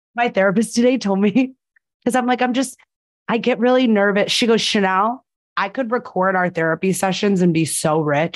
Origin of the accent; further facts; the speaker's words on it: New Jersey, United States; I was born in New Jersey.